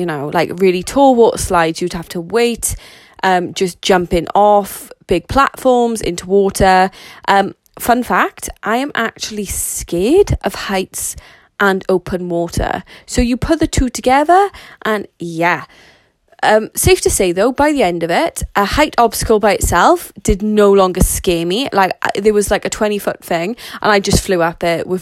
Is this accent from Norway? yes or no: no; Wales, United Kingdom; Considering that I am Welsh, so as a lot of people would say that'd be British, so I live in the UK in a place called Wales